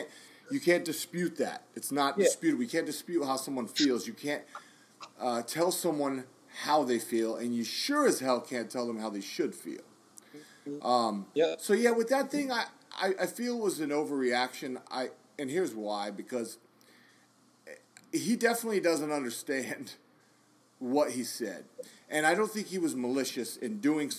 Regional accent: United States; as an American soldier

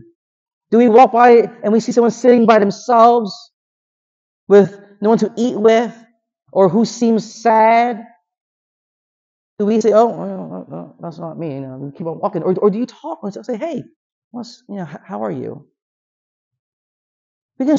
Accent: Philadelphia, Pennsylvania, United States; growing up in Philadelphia

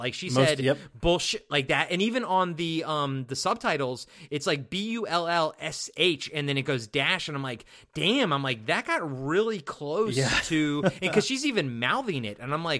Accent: East Coast, United States; I'm from the East Coast

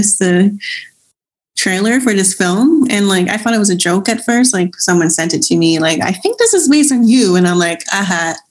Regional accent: Hong Kong; now in Vancouver, Canada; I'm not even from mainland China, I'm from Hong Kong

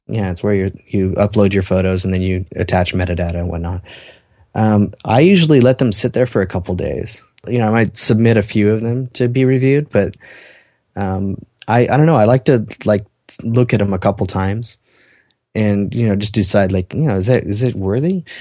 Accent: Salt Lake City, Utah, United States; my hometown

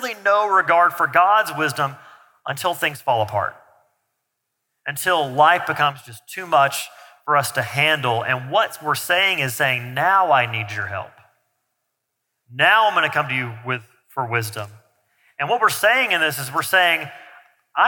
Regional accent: the South, United States; I grew up in the South

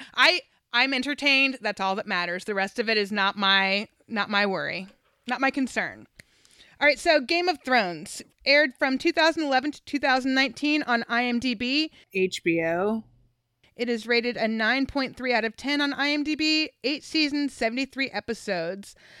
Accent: the South, United States; I'm from the South

